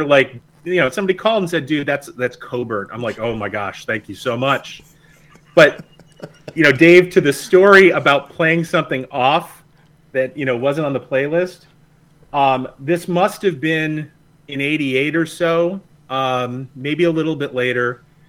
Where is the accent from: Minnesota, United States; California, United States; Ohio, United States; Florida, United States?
Ohio, United States; Napoleon; WNDH in Napoleon, Ohio, my hometown radio station where I went to high school.